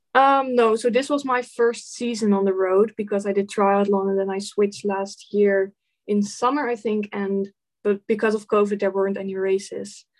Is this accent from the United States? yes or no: no; Netherlands; I'm from the Netherlands.